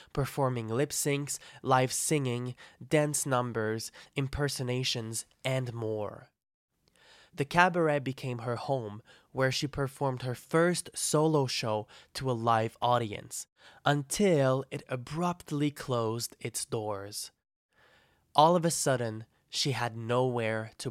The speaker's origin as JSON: {"language": "English", "town": "Trois-Rivières", "region": "Quebec", "country": "Canada", "tie": "born or raised there", "said": "my hometown of Trois-Rivières"}